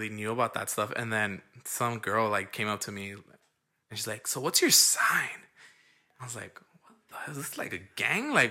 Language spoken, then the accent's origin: English; Los Angeles, California, United States; I live in the border of like almost South Central. Yeah. I mean, I was born and raised in South Central